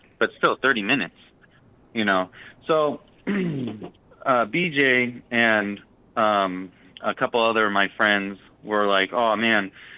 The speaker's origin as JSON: {"language": "English", "region": "California", "country": "United States", "moved": "as an adult", "lives_now": "Massachusetts, United States", "said": "So I come from California, and I couldn't afford the housing market, so I moved to Massachusetts"}